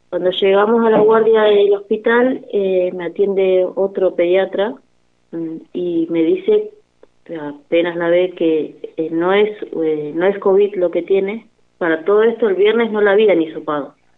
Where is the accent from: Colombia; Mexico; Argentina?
Argentina; El Cóndor, Río Negro; somos del Bañario